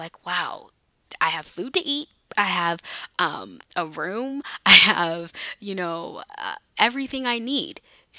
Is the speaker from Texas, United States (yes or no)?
no; California, United States; moved away as an adult; also born or lived in Houston; I'm from California, but I was living there because I went to school